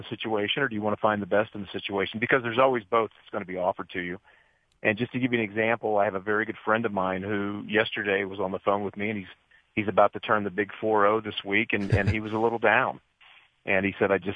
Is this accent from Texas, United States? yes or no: no; Dayton, Ohio, United States; I was raised in Dayton, Ohio